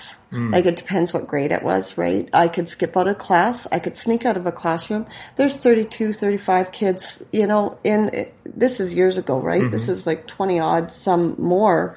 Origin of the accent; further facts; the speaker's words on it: Saskatoon, Saskatchewan, Canada; I grew up here in Saskatoon in the west side.